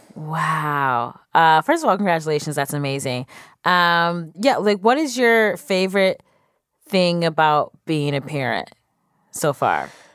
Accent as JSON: {"language": "English", "town": "Cleveland", "region": "Ohio", "country": "United States", "said": "I'm from Cleveland"}